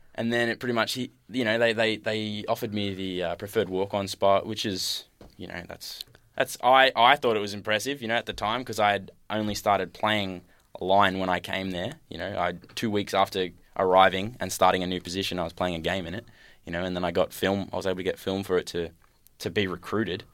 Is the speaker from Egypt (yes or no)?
no; Hoppers Crossing, Victoria, Australia; also born or lived in Point Cook / Utah; so I grew up in Hoppers and then just recently moved to Point Cook.